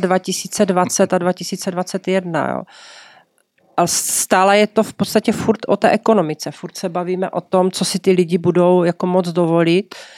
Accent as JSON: {"language": "Czech", "country": "Czechia", "said": "My jsme Češi"}